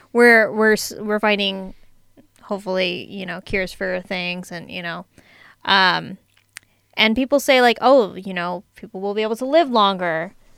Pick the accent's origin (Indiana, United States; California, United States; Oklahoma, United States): California, United States; San Diego; I'm from San Diego